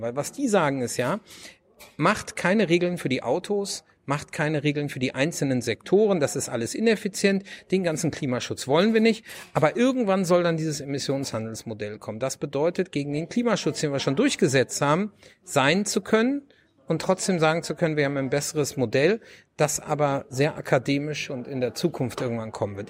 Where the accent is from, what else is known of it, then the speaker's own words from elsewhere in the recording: Lower Saxony, Germany; now in North Rhine-Westphalia, Germany; ich komme ursprünglich aus Niedersachsen, wohne in Nordrhein-Westfalen und ähm, habe aber den größten Teil der Zeit wirklich auf dem Land in Niedersachsen verbracht